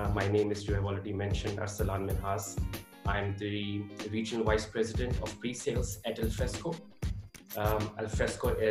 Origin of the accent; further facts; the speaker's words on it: Pakistan; moved away as an adult; also born or lived in Hamburg, Germany; now in Munich, Germany; I was born and raised in Pakistan.